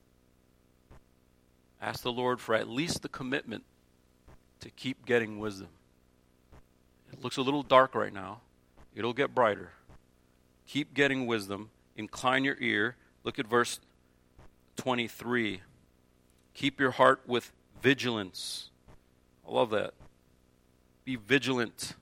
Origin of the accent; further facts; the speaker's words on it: New Jersey, United States; moved away; growing up in Jersey, we had the crookedest sidewalks you've ever seen in your life